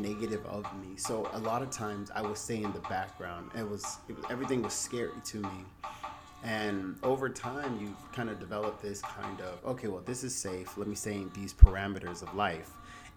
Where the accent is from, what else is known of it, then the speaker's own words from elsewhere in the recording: the South, United States; moved away as an adult; now in Los Angeles, United States; I'm from the South.